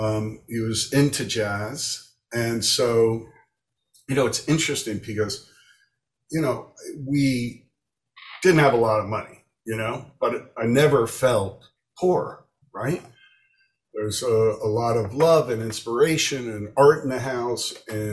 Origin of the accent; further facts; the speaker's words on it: Florence, Tuscany, Italy; also born or lived in Miami, United States; I was born in Miami, but we moved immediately to Italy, where my father studied, you know, at the Florence Institute of Art.